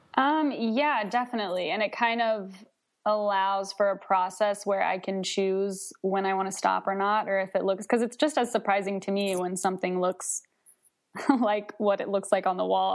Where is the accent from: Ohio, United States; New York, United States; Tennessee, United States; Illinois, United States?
Tennessee, United States; Nashville; now in Charlottesville, United States; right now I'm in Charlottesville, Virginia, but I'm originally from Nashville, Tennessee